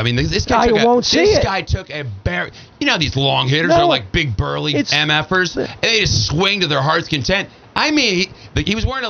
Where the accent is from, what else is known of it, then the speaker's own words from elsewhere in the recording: Oak Park, Illinois, United States; I was born in Oak Park, Illinois, 2 blocks from the home of Frank Lloyd Wright.